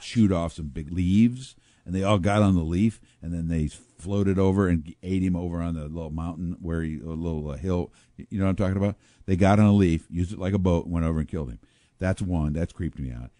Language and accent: English; Pekin, Illinois, United States; I grew up in Pekin, Illinois